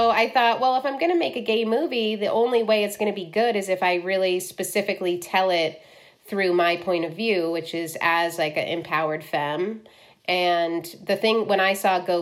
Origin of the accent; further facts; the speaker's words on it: Cleveland, Ohio, United States; I grew up in Cleveland